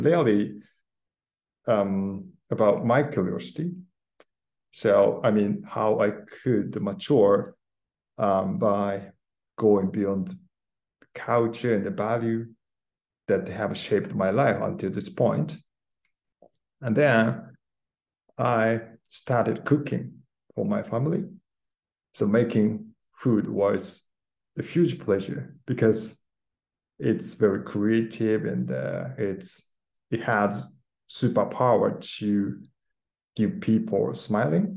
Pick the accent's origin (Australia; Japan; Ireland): Japan; Kyoto; moved away as an adult; now in London, United Kingdom; I was born in Japan, grew up in Kyoto, okay, surrounded by beautiful nature